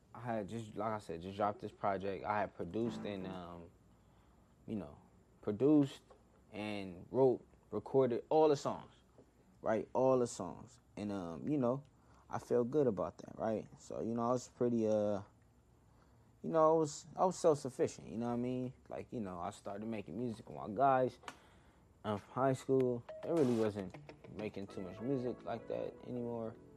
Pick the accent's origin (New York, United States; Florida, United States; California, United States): California, United States; Inglewood; I was born in Inglewood, born and raised in Inglewood